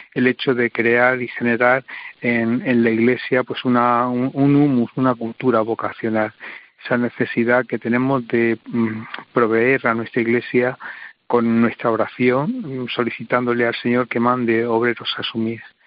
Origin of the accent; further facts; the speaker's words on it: Diocese of Cartagena, Region of Murcia, Spain; moved away as an adult; en mi diócesis materna, eh, lo que he podido aprender junto a mi obispo diocesano y junto a mis hermanos sacerdotes y a toda la iglesia